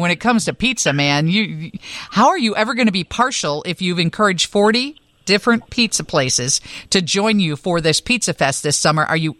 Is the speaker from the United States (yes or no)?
yes; Rockford, Illinois, United States; now in Chicago, United States; I was born and raised in Rockford